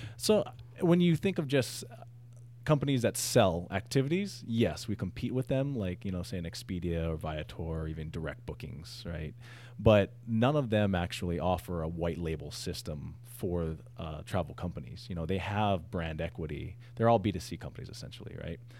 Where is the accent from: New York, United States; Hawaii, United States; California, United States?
Hawaii, United States; also born or lived in San Diego; I'm from Hawaii, I'm Hawaiian